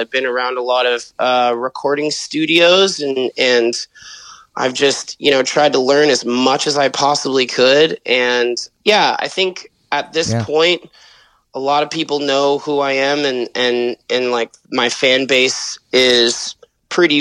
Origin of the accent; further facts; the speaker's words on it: Citrus Heights, California, United States; also born or lived in Scottsdale, Arizona; I grew up in Sacramento, California. And pretty much raised there in a town called Citrus Heights, California